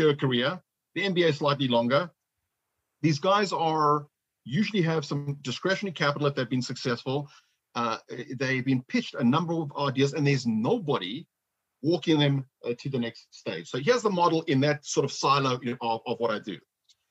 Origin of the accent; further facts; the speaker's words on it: Johannesburg, Gauteng, South Africa; moved away; I was born in Johannesburg, South Africa